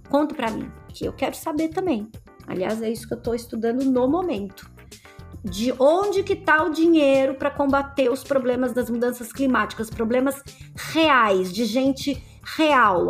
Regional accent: Santo André, São Paulo, Brazil; venho lá da Vila Luzita

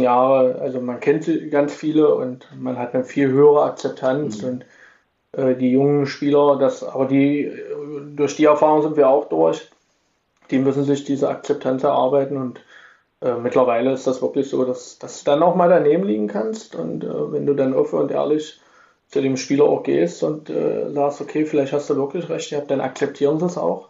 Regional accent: Magdeburg, Saxony-Anhalt, Germany; now in Irxleben, Germany; ich bin schon Magdeburger, ich wohne in Irksleben

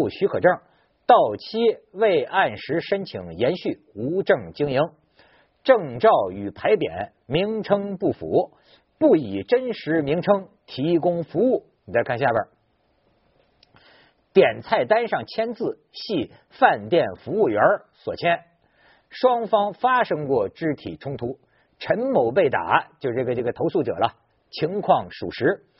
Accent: China; 你说现在我作为一个主持人，在生活在不是作为一个中国人，生活在这么一个魔幻现实主义的一个一个一个社会啊

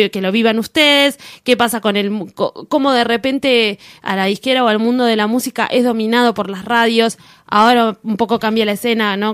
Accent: Argentina; nosotros que tenemos mayoría de mayoría de inmigrante italiano acá en Argentina

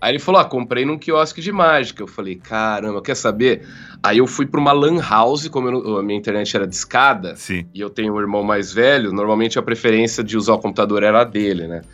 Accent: Jaú, São Paulo, Brazil; eu sou de Jaú, interior de São Paulo

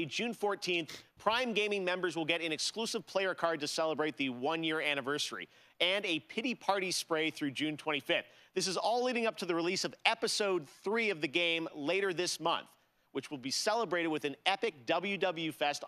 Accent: Toronto, Ontario, Canada; in my hometown of Toronto, Canada

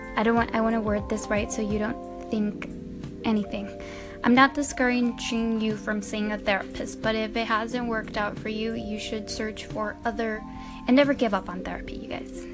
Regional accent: Mexico; moved away; I'm from Mexico

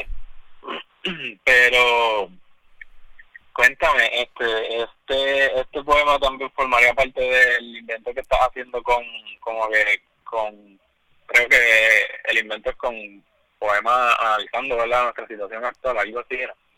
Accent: Puerto Rico; nosotros como puertorriqueños

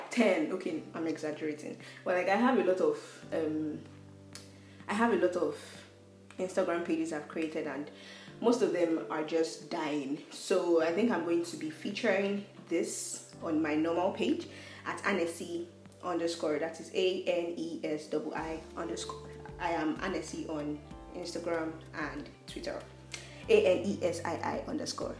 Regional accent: Nigeria; I am a Nigerian

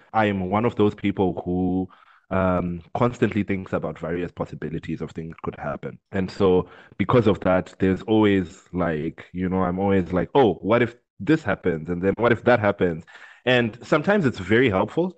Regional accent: Zimbabwe; I grew up in Zimbabwe

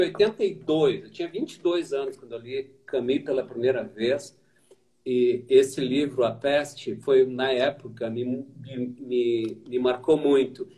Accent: Porto Alegre, Rio Grande do Sul, Brazil; eu cruzava aquilo, foi uma rua da minha infância

